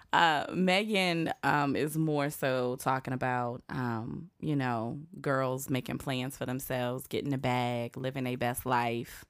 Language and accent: English; Southern Virginia, United States; moved away; I'm from Southern Virginia.